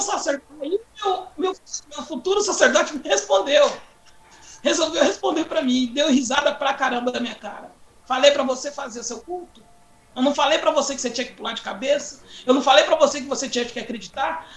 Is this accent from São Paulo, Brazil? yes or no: yes; Carapicuíba, São Paulo, Brazil; nós mudamos de bairro, né, saímos de Santa Terezinha, lá em Carapicuíba, Grande São Paulo, para o Corintinha, mas mais exatamente na Vila Freitas. E nesse bairro Vila Freitas, eu cheguei lá aos 11 anos de idade